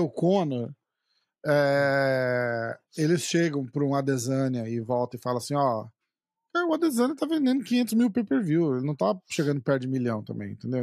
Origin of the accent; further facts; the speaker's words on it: Brazil; a gente é brasileiro